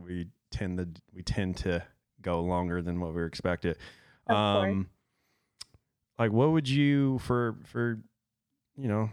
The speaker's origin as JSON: {"language": "English", "town": "Detroit", "region": "Michigan", "country": "United States", "tie": "born or raised there", "said": "my upbringing in, mm-hmm. in Detroit"}